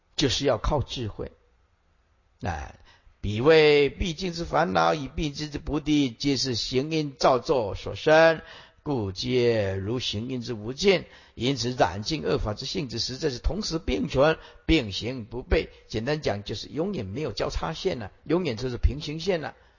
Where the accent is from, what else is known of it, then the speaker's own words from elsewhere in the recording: Taiwan; 我小时候，啊，去看那个个瓜戏